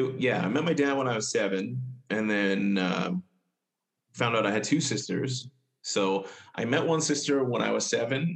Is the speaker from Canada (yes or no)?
yes; Winnipeg, Manitoba, Canada; I was born in Winnipeg here.